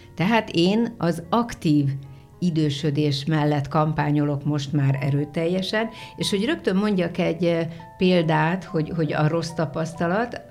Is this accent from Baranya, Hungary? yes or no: no; a small village near Szolnok, Jász-Nagykun-Szolnok, Hungary; now in Szentendre, Hungary; egy pici faluból szólnok hmm. mellől, Igen. tehát szólnoki születésű, bár szólnokon is éltem